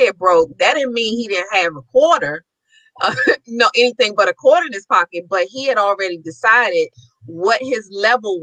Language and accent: English; Maryland, United States; I'm from Maryland